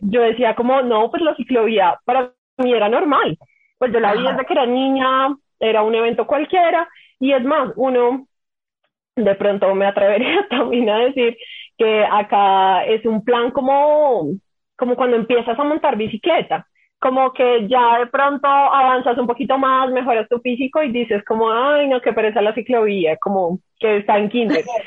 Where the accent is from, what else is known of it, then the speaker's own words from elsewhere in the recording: Bogotá, Colombia; somos bogotanos